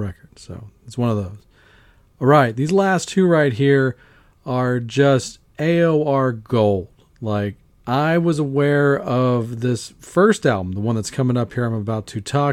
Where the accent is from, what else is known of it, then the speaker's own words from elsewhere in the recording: Baton Rouge, Louisiana, United States; my hometown of Baton Rouge, Louisiana